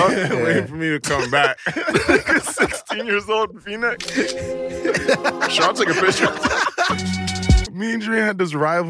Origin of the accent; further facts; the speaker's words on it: Brampton, Ontario, Canada; we're coming from Toronto. Coming from Brampton